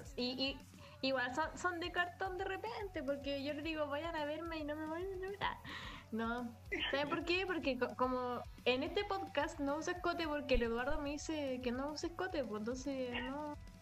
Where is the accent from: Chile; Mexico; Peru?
Chile; yo soy de Chile